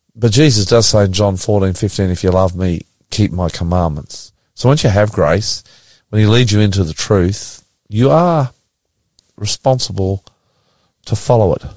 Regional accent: Australia; I'm an Australian

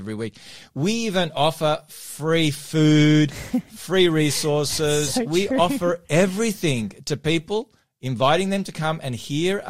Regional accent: Melbourne, Victoria, Australia; now in Sydney, Australia; my hometown of Melbourne.

